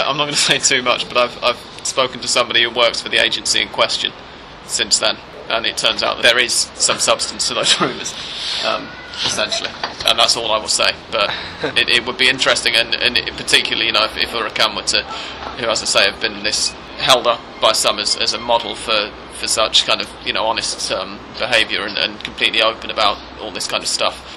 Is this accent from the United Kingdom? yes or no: yes; England, United Kingdom; as an Englishman